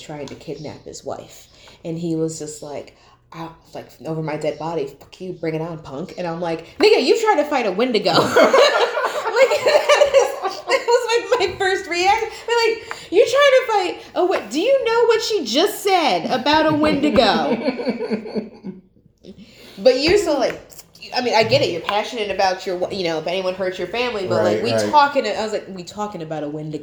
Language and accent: English; Colonie, New York, United States; growing up in Colony